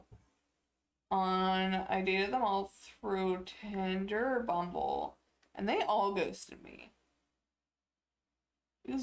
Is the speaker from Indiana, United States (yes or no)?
no; Ohio, United States; growing up in Ohio